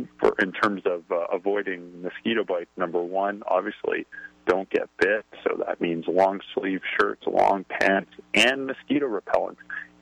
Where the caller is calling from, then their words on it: Canada; I'm calling in from Canada, so I'm going by the Canadian Public Health Agency here